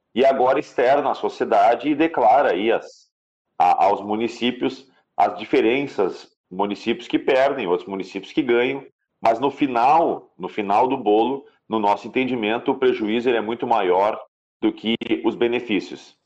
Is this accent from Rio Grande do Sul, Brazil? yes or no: yes; Gaúcho, Rio Grande do Sul, Brazil; Nós somos brasileiros, nós somos gaúchos